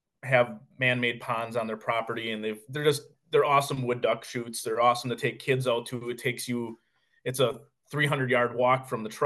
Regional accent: Mayville, Wisconsin, United States; I'm from Mayville, Wisconsin, which is a small little, 6,000 person town.

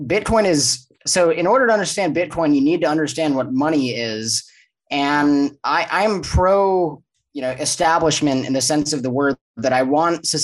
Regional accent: Los Angeles, California, United States; moved away as an adult; now in Mexico; I'm from Los Angeles, born and raised, grew up there, and joined the Marine Corps at 17 years old

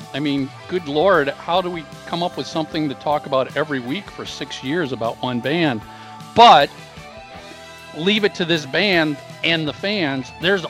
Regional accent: Minneapolis, Minnesota, United States; now in San Francisco Bay Area, United States; KQ up in Minneapolis where I grew up.

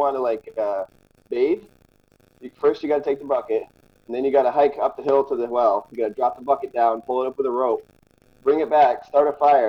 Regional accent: near the Berkshires, western Massachusetts, United States; I grew up in Massachusetts, and specifically in the far western woods of Massachusetts near the Berkshires

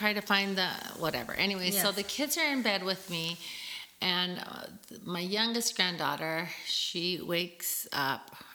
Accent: United States; moved away; also born or lived in San Diego, California / El Paso, Texas; for my first Northern 11 years of my life, I was raised in San Diego, California, in El Paso, Texas

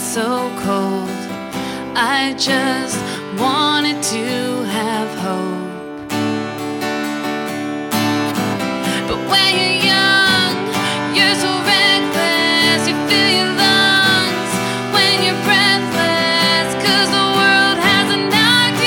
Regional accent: Lafayette, United States; I am from Lafayette

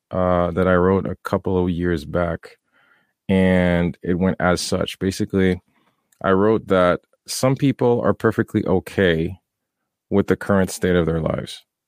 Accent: Haiti; moved away; I grew up in Haiti

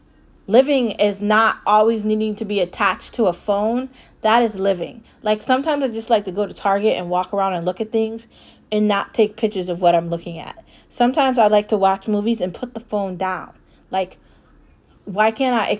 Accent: United States; I'm a middle class American that works for a salary

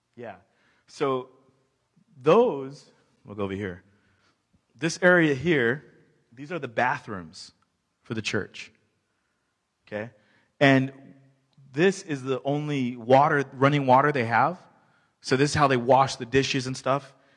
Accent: United States; me being American

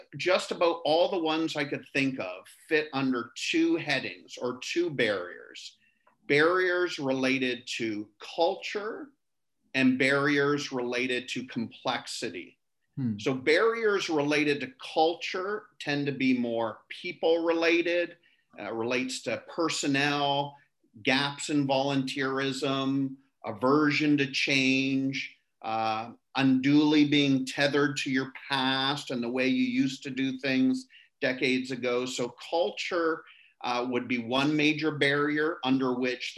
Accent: Canada; I'm from Canada

